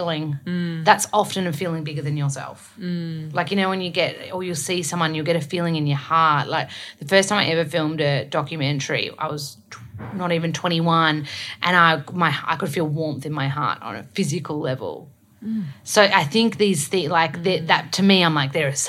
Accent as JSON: {"language": "English", "town": "Melbourne", "region": "Victoria", "country": "Australia", "also_born_or_lived": "Sydney", "said": "I'm from Melbourne"}